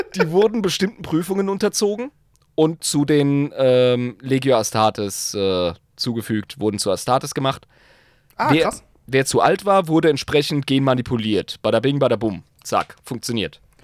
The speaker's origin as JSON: {"language": "German", "area": "the South", "region": "Southern Germany", "country": "Germany", "said": "bei uns im Süden"}